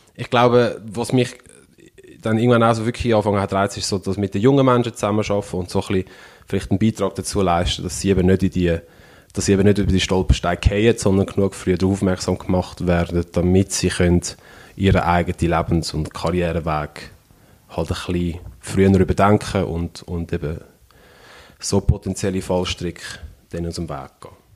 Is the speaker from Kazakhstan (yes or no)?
no; Switzerland; ich bin in der Schweiz aufgewachsen